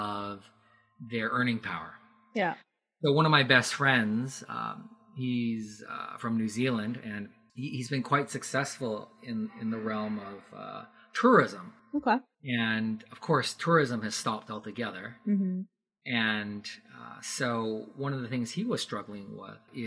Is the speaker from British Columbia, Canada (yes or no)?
yes; Surrey, British Columbia, Canada; also born or lived in England / Japan; I was born in England, mm-hmm. grew up in Canada